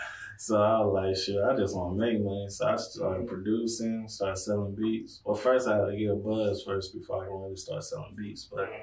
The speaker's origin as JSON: {"language": "English", "town": "Fayetteville", "region": "North Carolina", "country": "United States", "moved": "as an adult", "said": "I'm from Fayetteville, North Carolina. I've been out here for about 4 years now."}